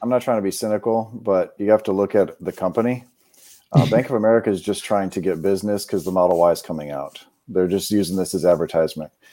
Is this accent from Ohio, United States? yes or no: yes; Cleveland, Ohio, United States; moved away as an adult; now in North Carolina, United States; I grew up in Cleveland, Ohio, so I'm used to the cold